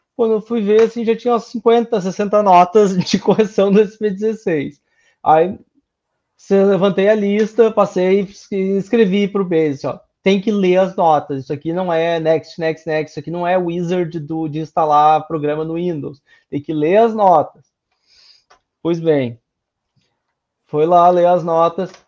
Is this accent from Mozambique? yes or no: no; Sapucaia, Brazil; Eu sou de Sapucaia, que é uma cidade que está acostumada com esse tipo de palavreado